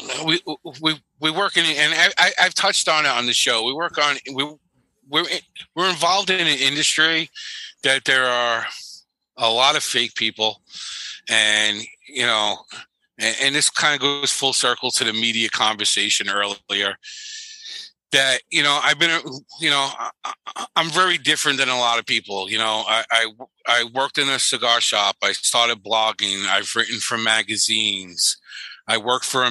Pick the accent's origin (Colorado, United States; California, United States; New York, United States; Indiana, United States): New York, United States; New York City; I grew up in New York City